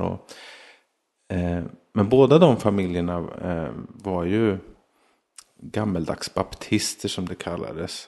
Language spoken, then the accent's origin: Swedish; Småland, Sweden; jag växte upp mestadels i Småland